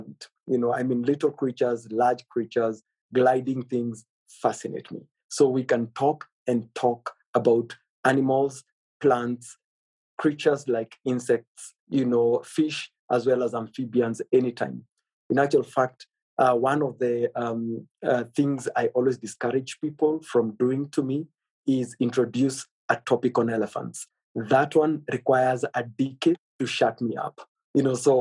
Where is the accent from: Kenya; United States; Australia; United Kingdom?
Kenya; Samburu County; I come from the Samburu culture